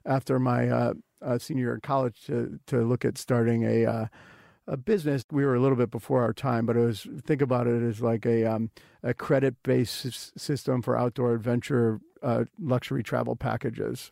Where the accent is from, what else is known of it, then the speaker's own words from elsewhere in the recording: Wilmette, Illinois, United States; moved away; where I grew up in Wilmette, Illinois, is quite similar to Mercer Island